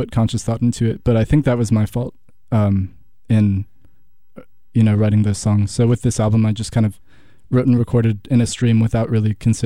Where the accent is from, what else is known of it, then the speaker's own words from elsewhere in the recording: Franklin, Wisconsin, United States; also born or lived in Oregon; I grew up in Franklin, which is half an hour from Milwaukee